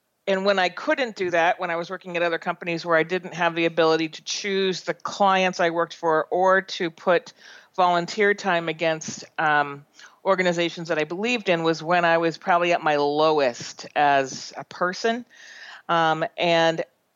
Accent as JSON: {"language": "English", "town": "Boston", "region": "Massachusetts", "country": "United States", "tie": "born or raised there", "also_born_or_lived": "Providence, Rhode Island", "moved": "yes", "lives_now": "San Francisco Bay Area, United States", "said": "I grew up on the East Coast between Boston area and Providence, Boston until I was in seventh grade, and Providence eighth to 12th grade"}